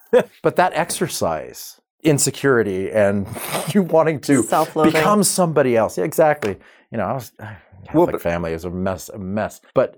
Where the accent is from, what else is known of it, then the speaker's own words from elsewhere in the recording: Oklahoma City, Oklahoma, United States; But when I was a kid growing up in Oklahoma City, I was featured on a midday program.